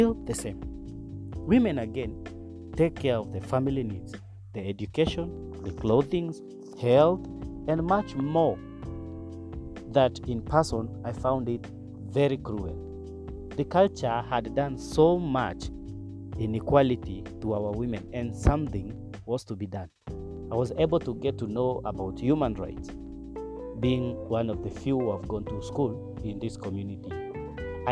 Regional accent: Turkana County, Kenya; Growing without a father in a pastoralist community, in Turkana specifically

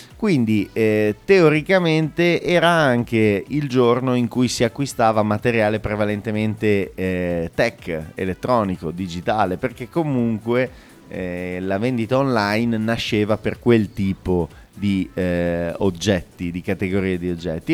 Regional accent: Bologna, Emilia-Romagna, Italy; noi dobbiamo essere iper orgogliosi da bolognesi

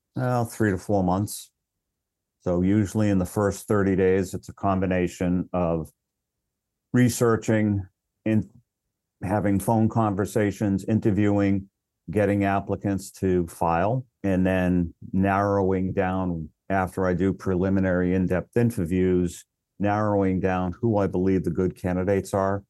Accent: Worcester, Massachusetts, United States; also born or lived in Hyannis, Massachusetts; born and raised in Massachusetts, actually grew up in Worcester

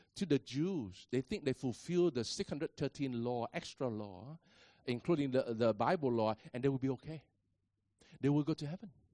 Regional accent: Vietnam; I am a Vietnamese

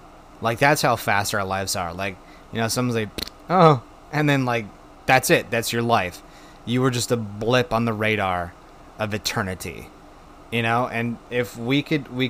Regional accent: Wisconsin, United States; my home state of Wisconsin

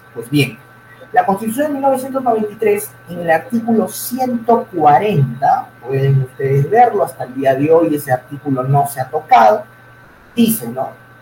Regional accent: Peru; nosotros, los peruanos

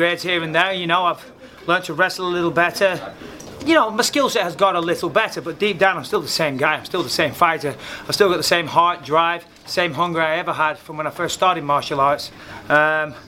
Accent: United Kingdom; my home country as well

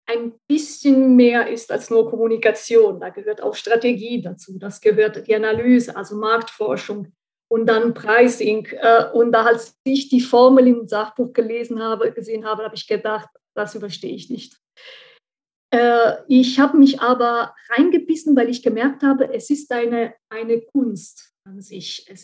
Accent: central Italy, Italy; German is a second language; moved away as an adult; now in Saarbrücken, Germany; Also ich bin seit ähm, circa 20 Jahren, 21 Jahren in Saarbrücken und ursprünglich komme ich aus Mittelitalien, ähm, aus der Stadt der Palmen.

